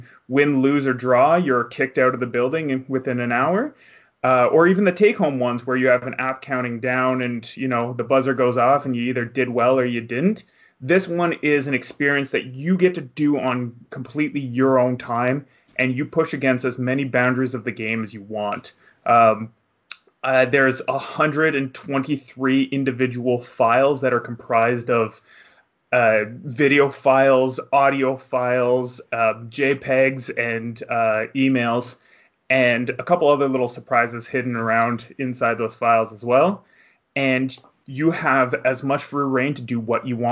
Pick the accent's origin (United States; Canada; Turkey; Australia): Canada; I'm from the Great White North